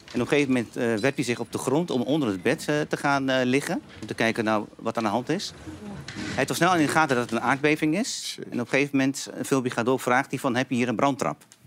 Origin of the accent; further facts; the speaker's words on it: Hengelo, Overijssel, Netherlands; also born or lived in Antakya, Turkey; ik kom uit Twente